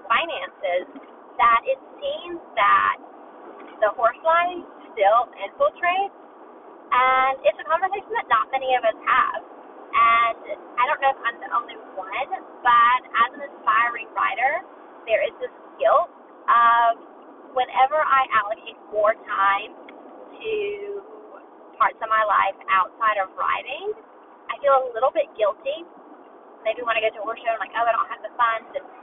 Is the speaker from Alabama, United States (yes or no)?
yes; Alabama, United States; I grew up in Alabama